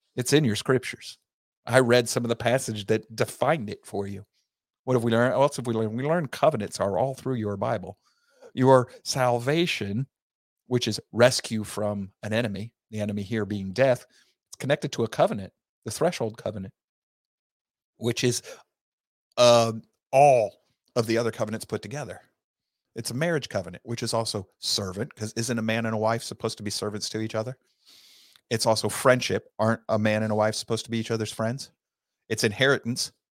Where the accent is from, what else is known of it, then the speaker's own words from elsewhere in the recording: Southern United States, United States; we Southern men